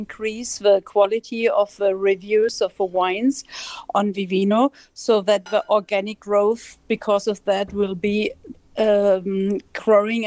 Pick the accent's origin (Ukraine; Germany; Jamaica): Germany; Cologne, North Rhine-Westphalia; I'm from Germany. I'm actually from Cologne